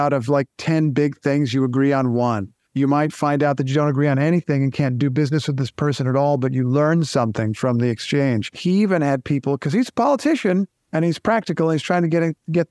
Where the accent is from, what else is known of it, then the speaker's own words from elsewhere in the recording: Indiana, United States; I grew up in Indiana